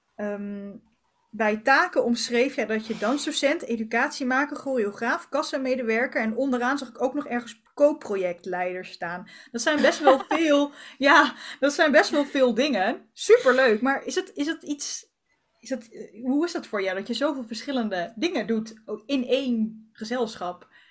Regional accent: Arnhem, Gelderland, Netherlands; ik kom uit Arnhem, dus ik zit altijd aan de andere kant van Nederland

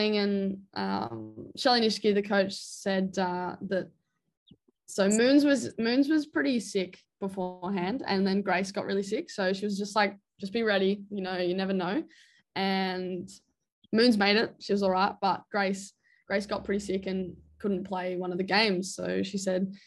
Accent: Australia; as an Australian

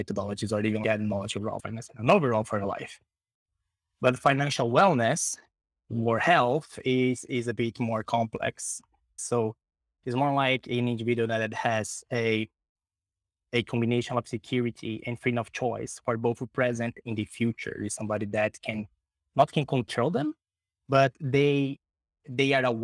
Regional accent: Brazil; moved away; also born or lived in Sweden; Brazil. That is my home country

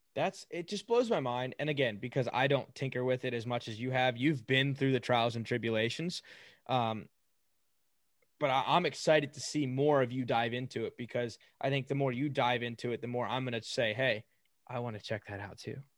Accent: United States; We're obviously from the United States, born and raised

